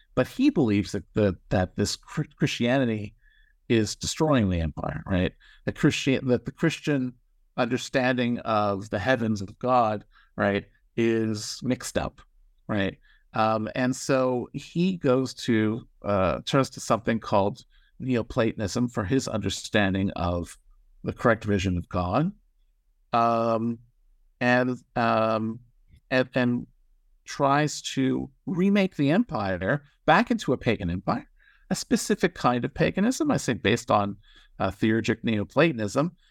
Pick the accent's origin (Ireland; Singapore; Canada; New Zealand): Canada; Toronto, Ontario; moved away; so I grew up in Toronto, Canada.